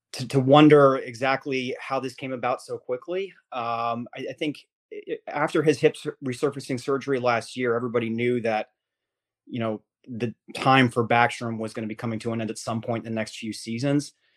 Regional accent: Washington, District of Columbia, United States; I grew up in Washington D.C. I grew up as a Capitals fan

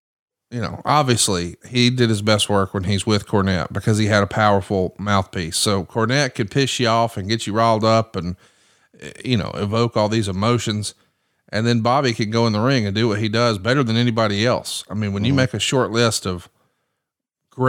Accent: Huntsville, Alabama, United States; I'm from Huntsville.

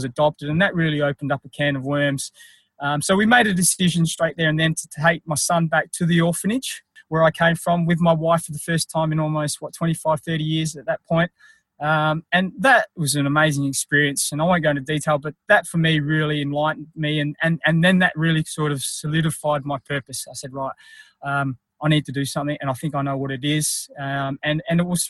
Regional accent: country South Australia, Australia; also born or lived in Philippines; I was adopted by an Australian couple who lived in country South Australia

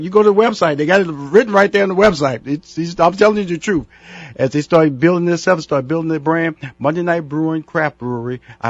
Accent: Houston, Texas, United States; Now, I'm from Houston, Texas, and I know in Houston, Texas, craft brewing is huge.

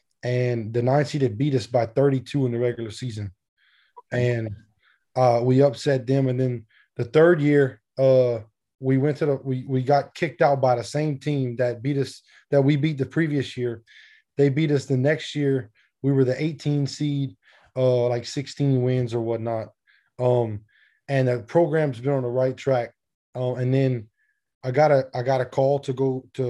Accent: between Lafayette and Lake Charles, South Louisiana, United States; I'm from Louisiana

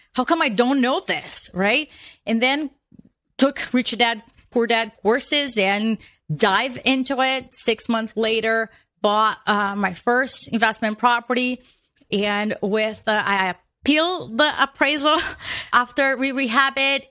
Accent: Brazil; moved away as an adult; now in United States; I was born in Brazil.

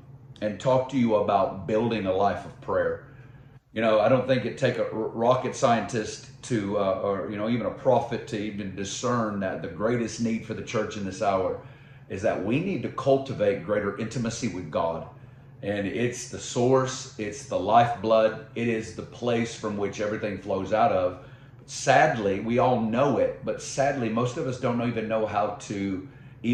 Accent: Northwest Arkansas, United States; moved away as an adult; also born or lived in Kansas City; I'm originally from Northwest Arkansas.

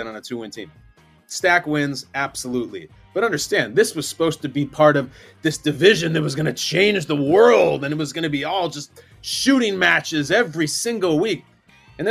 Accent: Chicago, Illinois, United States; I was born and raised in Chicago

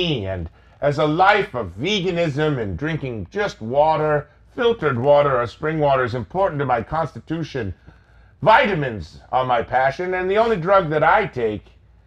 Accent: Rochester, New York, United States; I'm from Rochester, New York.

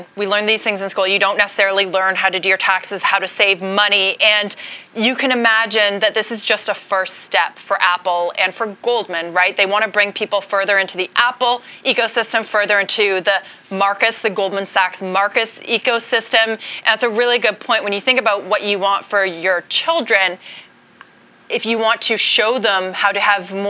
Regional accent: Canada; moved away as an adult; now in United States; I'm Canadian

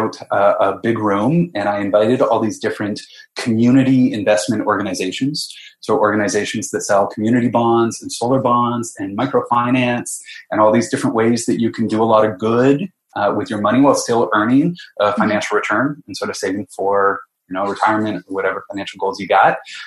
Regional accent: London, Ontario, Canada; moved away as an adult; also born or lived in Halifax / Sweden; I grew up in London, Ontario

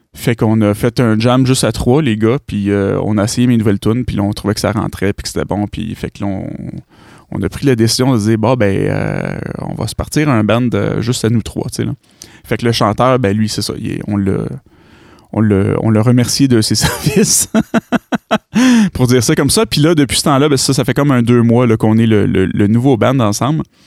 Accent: Granby, Quebec, Canada; je suis de Granby

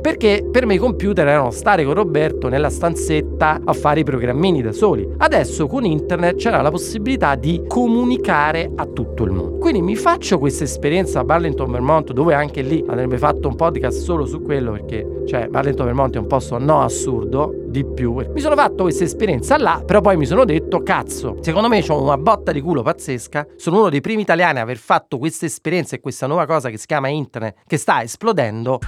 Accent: Naples, Campania, Italy; Io da napoletano

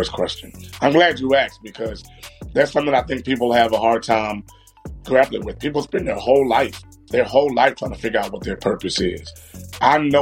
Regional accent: Baltimore, Maryland, United States; I'm from Baltimore, born and raised

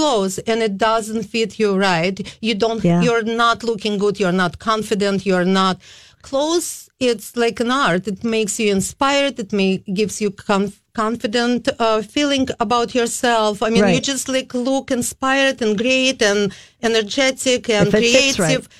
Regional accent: Kyiv, Ukraine; now in St. Paul, United States; I came in 88 from Kiev. It is formal Soviet Union, Ukrainian Republic.

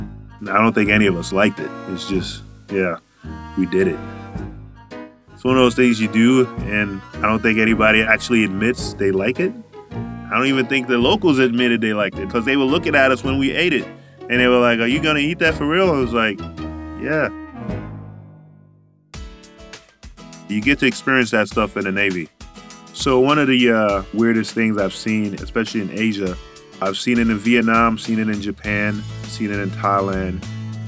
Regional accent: Charlotte Amalie, U.S. Virgin Islands; moved away; I'm a CTTC from St. Thomas, Virgin Islands

